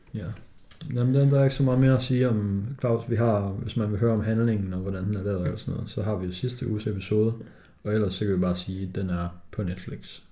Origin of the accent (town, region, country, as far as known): Denmark